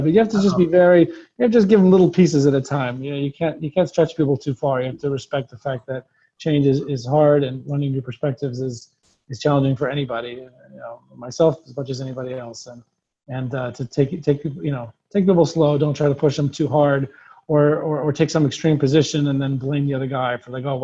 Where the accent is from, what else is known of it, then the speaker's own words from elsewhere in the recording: Nashville, Tennessee, United States; Again, I'm from Nashville, Tennessee, so in honor of that, I named the blog Dixie Yid.